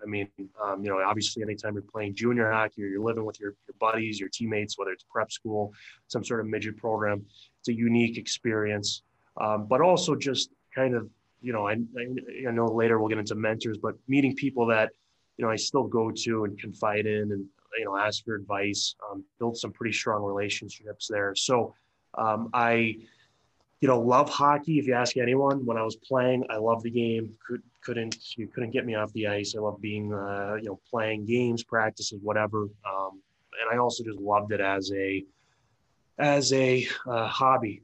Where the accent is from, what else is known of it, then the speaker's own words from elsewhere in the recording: Bergen County, New Jersey, United States; I grew up in New Jersey, uh, in North Jersey. It was it's about uh, probably you know on, with traffic, forty five minutes from uh, New York City. Uh, Bergen County area